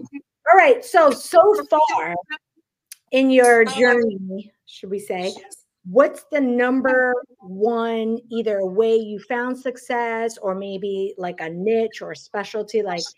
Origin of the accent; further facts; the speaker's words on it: New York City, New York, United States; moved away as an adult; now in the South, United States; Yeah, so I grew up in Queens.